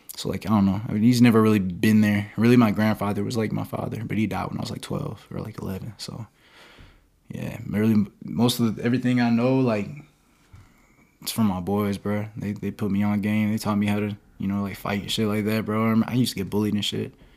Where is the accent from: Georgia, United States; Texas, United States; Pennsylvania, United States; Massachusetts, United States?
Georgia, United States; Perry; moved away; also born or lived in Palm Coast, Florida; I'm from Perry, Georgia. I was born in Re, I was born in Palm Coast, Florida, and then I moved to Perry, Georgia.